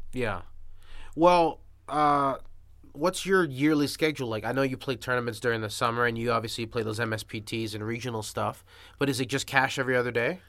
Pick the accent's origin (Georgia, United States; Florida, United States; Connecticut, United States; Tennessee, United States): Florida, United States; Miami Beach; I grew up in South Beach